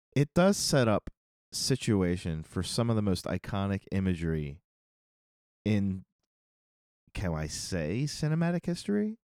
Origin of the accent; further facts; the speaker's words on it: Northeast, United States; growing up in the Northeast